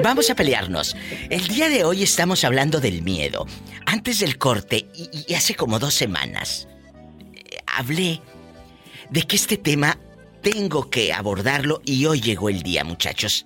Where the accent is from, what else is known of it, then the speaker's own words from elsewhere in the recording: Matamoros, Tamaulipas, Mexico; moved away; ahí en Matamoros, Tamaulipas, mi tierra